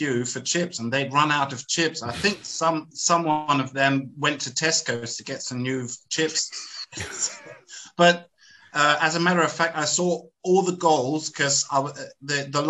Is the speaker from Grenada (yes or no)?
no; Germany; I'm from Germany